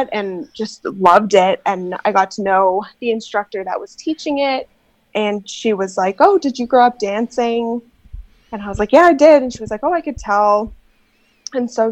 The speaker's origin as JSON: {"language": "English", "country": "Canada", "said": "I am not from the Midwest, but I am from Canada"}